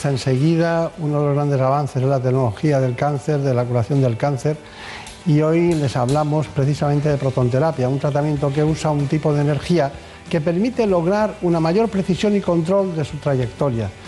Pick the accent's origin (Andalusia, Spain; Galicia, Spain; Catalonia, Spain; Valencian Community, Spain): Catalonia, Spain; Barcelona; Soy nacida en Barcelona.